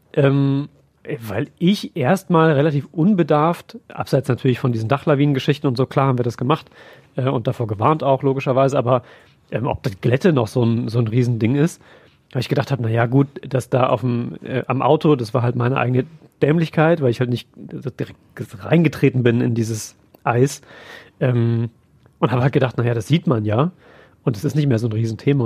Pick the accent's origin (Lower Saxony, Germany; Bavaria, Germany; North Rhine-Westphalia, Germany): North Rhine-Westphalia, Germany; Siegen area; ich komme ja aus dem Siegener Raum